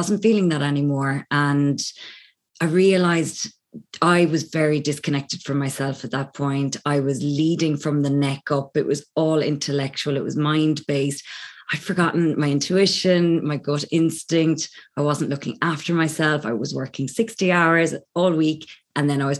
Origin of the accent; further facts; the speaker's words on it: Ireland; accent: Irish; also born or lived in London; I'm Irish, as you may pick up from my accent. I'm currently based in Ireland, but I was actually in London for about 14 years